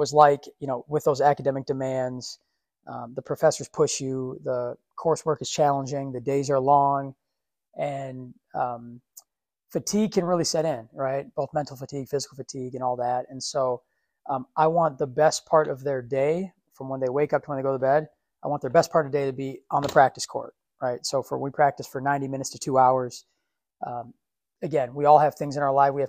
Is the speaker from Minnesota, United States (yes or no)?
yes; Minneapolis, Minnesota, United States; also born or lived in Richfield, Minnesota; Minneapolis, South Minneapolis. Grew up on 4852 Clinton Ave.